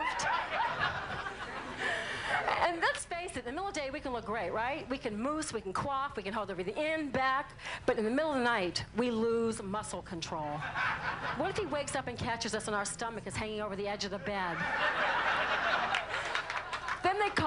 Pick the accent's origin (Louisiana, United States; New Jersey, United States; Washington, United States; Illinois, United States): Louisiana, United States; New Orleans; I am from New Orleans